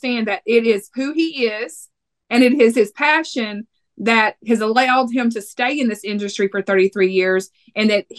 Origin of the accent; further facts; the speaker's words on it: Texas, United States; accent: Texas; I'm from Texas